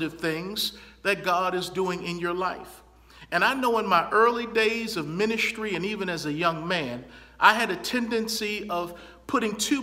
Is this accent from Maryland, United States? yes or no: yes; Baltimore, Maryland, United States; my hometown of Baltimore, Maryland